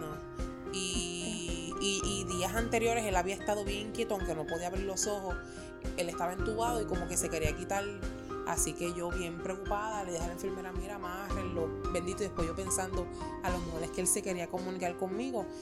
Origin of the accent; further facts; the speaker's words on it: Puerto Rico; Nosotros somos puertorriqueños